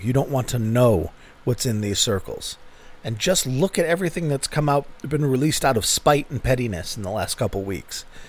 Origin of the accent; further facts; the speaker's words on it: United States; I'm an American.